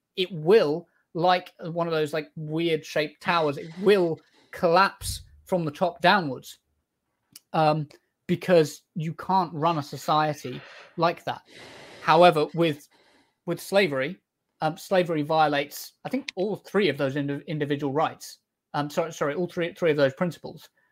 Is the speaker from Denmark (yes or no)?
no; United Kingdom; I'm British